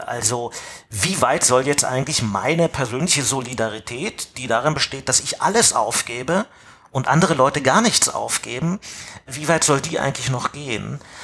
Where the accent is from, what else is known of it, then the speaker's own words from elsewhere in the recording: East Germany, Germany; Also ähm, ich bin Ossi. Ja, und irgendwann hat das Land, in dem ich gelebt habe, sich sozusagen einem anderen Land angeschlossen